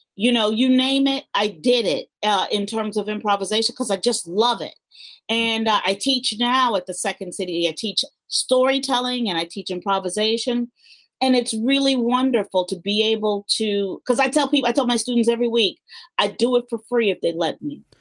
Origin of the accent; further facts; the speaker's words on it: Chicago, Illinois, United States; I was born in Chicago. I was born on the west side of Chicago